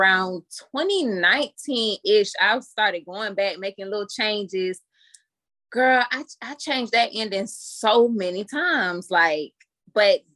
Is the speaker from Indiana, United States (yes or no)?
yes; Indiana, United States; I'm from Indiana